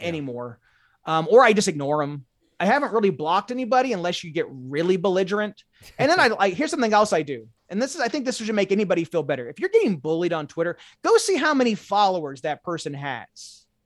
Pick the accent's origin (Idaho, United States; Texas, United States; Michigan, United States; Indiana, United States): Indiana, United States; Indianapolis; I'm from Indiana, central Indiana